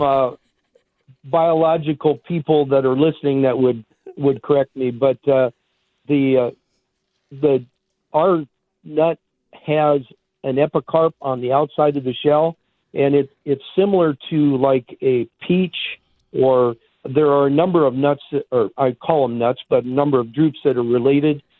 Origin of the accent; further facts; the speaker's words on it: Iowa, United States; moved away as an adult; now in Arizona, United States; I grew up in Iowa.